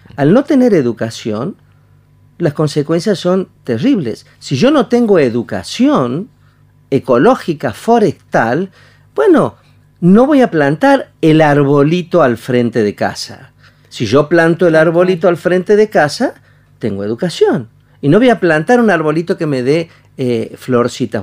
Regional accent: Añatuya, Santiago del Estero, Argentina; yo soy de Añatuya, Santiago Letero, del Estero

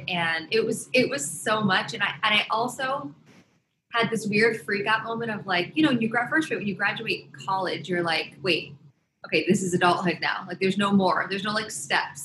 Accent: upstate New York, United States; also born or lived in Los Angeles, California / Boston, Massachusetts; now in New York, United States; I grew up between upstate New York and LA.

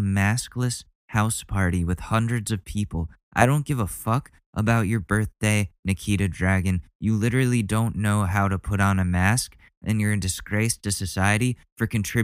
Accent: Ridgefield, United States; moved away; I haven't seen my hometown in over a year. This is the longest time I've gone without going to Ridgefield.

